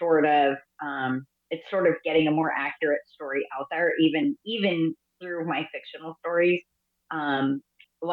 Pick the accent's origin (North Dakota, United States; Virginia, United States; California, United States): California, United States; I'm from California